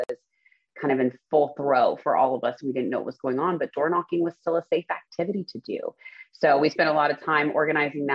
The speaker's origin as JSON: {"language": "English", "town": "Spring", "region": "Texas", "country": "United States", "tie": "born or raised there", "also_born_or_lived": "The Woodlands, Texas"}